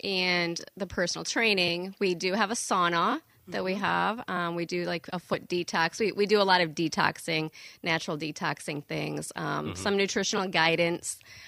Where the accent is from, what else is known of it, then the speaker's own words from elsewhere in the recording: Cadillac, Michigan, United States; now in Saugatuck, United States; I am from Cadillac, Michigan, northern Michigan.